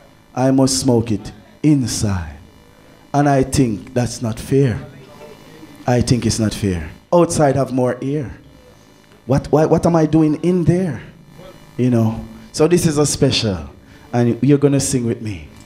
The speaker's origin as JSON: {"language": "English", "country": "Jamaica", "said": "I am from Jamaica. We smoke weed outside, inside, upside down."}